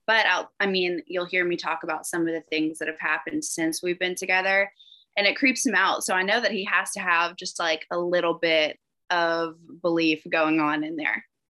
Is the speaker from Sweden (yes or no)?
no; the South, United States; And I do still say y'all, and I feel like maybe that's the only way you would know I was from the South.